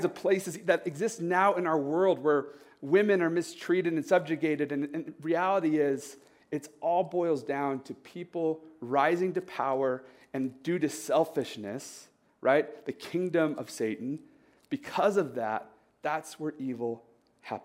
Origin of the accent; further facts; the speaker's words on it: United States; Growing up in the United States